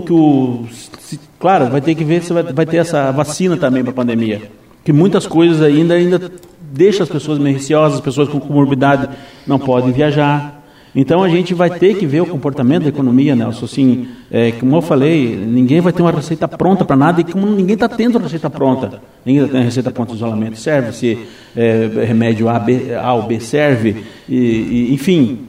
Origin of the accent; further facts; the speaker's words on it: Foz do Iguaçu, Paraná, Brazil; eu nasci em Foz do Iguaçu